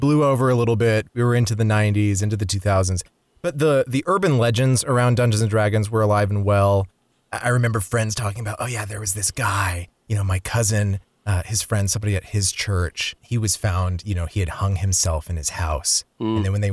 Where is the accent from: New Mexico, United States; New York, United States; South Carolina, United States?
New Mexico, United States; Gallup; I grew up in Gallup, New Mexico, which is a border town on the Navajo Nation.